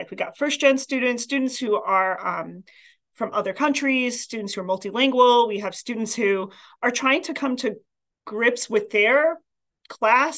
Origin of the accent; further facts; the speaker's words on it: New York City, New York, United States; moved away as an adult; also born or lived in Queens, New York / Massachusetts / Boston; now in Vermont, United States; I grew up in Staten Island, New York, but I was born in Queens